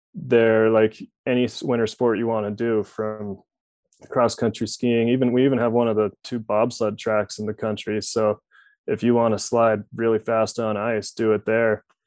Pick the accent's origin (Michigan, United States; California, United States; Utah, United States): Utah, United States; it's probably one of the most fun places to grow up